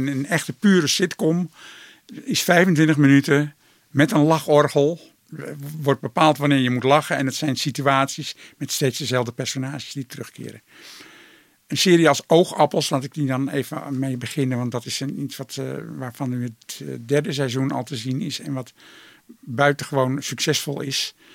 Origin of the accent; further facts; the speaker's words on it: Netherlands; wij een eigen cultuur hebben in Nederland